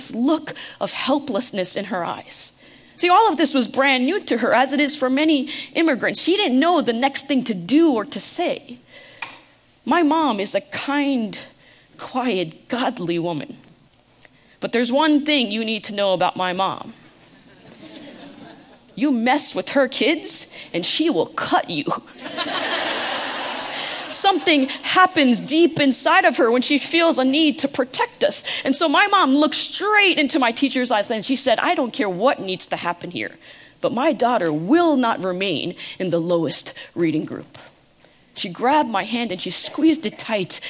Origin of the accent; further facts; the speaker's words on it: United States; I was born in the United States